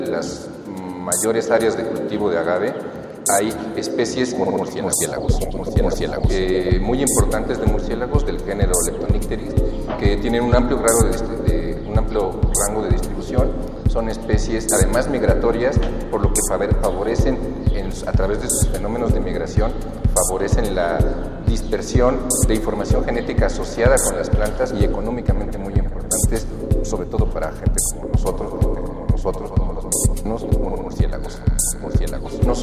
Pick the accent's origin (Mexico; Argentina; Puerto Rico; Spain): Mexico; sobre todo para gente como nosotros, como los mexicanos.